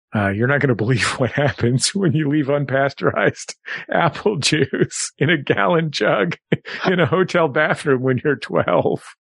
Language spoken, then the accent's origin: English; San Francisco, California, United States; growing up in San Francisco